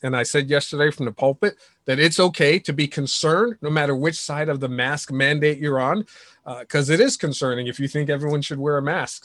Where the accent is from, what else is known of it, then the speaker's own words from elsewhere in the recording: New York City, New York, United States; moved away; New York City is my hometown